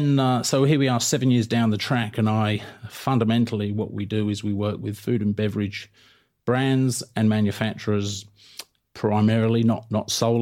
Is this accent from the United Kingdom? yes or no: yes; England, United Kingdom; moved away as an adult; now in Australia; So I travelled right across Europe, given I grew up in England. I worked in Portugal and France and just had an absolute great time. And then the next logical location to visit was Australia, as you do, as a POM.